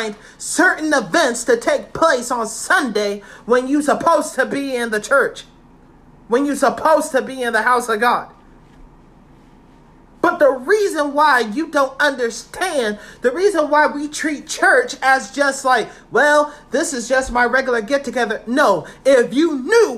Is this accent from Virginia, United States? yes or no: yes; Virginia, United States; I'm from Virginia.